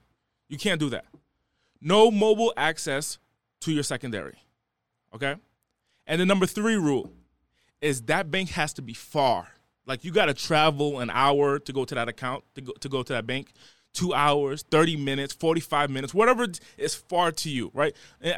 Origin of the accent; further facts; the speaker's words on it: Rhode Island, United States; So I'm originally from the East Coast. I'm from the smallest city in the country, okay? I'm from the smallest state in the country, and I was raised in one of the smallest cities in that state.